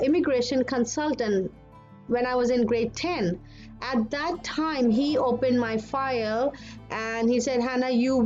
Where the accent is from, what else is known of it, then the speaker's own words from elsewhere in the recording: Pakistan; moved away as an adult; also born or lived in Dubai, United Arab Emirates / Toronto, Canada; now in Vancouver, Canada; I'm Pakistani